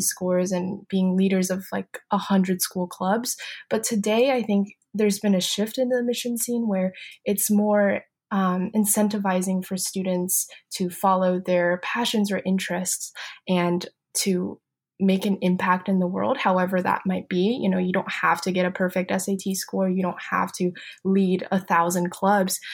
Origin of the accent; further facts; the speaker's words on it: Beijing, China; moved away; So I grew up in Beijing, China